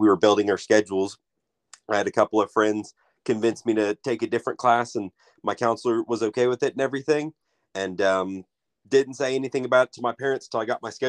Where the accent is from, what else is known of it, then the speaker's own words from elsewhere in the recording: Skiatook, Oklahoma, United States; I am originally from Skytook, Oklahoma